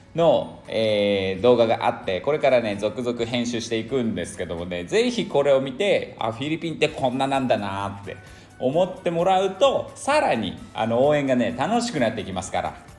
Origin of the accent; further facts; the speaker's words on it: Niigata, Japan; moved away as an adult; now in Cambodia; 新潟出身なんでね冷たいことをね八景って言うんですよ